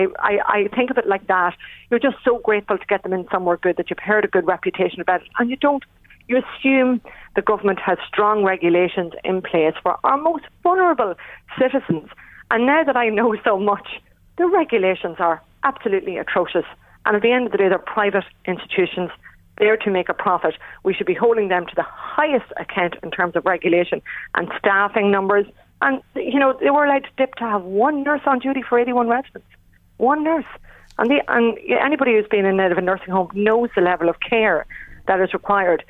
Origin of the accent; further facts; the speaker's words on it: Ireland; as Irish people